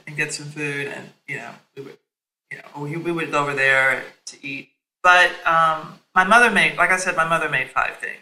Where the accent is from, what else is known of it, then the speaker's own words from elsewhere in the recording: Nashville, Tennessee, United States; also born or lived in New York; now in Washington, D.C., United States; my formative years, which were in Nashville, Tennessee.